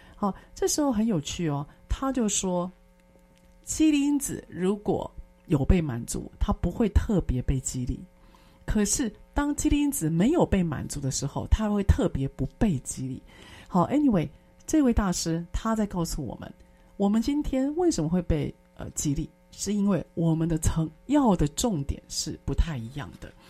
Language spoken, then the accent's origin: Chinese; Taiwan; 我们台湾人